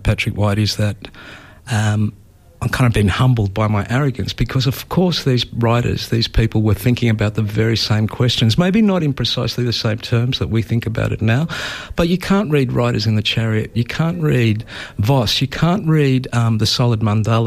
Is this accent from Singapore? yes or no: no; Australia; we are Australian, we come from this place